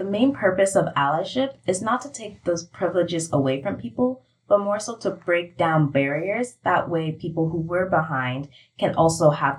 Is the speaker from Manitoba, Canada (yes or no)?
yes; Manitoba, Canada; I'm 15 years old. I use she, her pronouns. I'm from Manitoba, and I am a first-generation Canadian of Ghanaian and Ugandan descent.